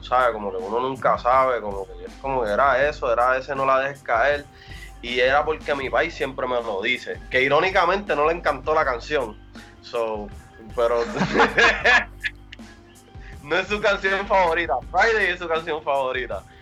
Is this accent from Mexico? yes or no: no; Puerto Rico; moved away as an adult; yo soy boricua